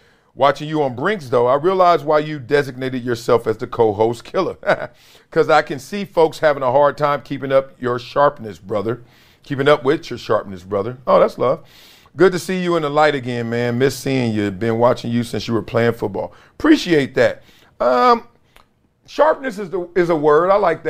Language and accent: English; Brooklyn, New York, United States; I'm from Brooklyn.